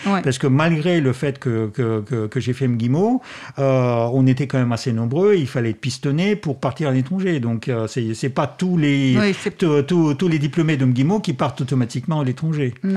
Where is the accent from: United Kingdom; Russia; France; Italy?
Russia; Moscow; French is a second language; moved away